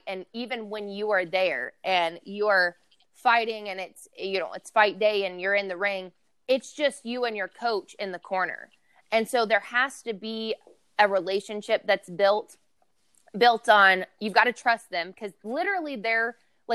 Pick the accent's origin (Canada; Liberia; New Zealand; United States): United States; Lexington, Kentucky; I actually fight out of Louisville, Kentucky, even though I'm from Lexington.